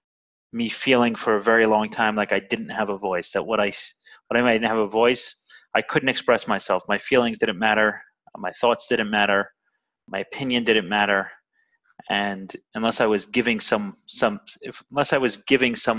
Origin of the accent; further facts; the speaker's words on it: New York City, New York, United States; now in Miami, United States; I'm originally from Brooklyn. I grew up in a Orthodox Jewish home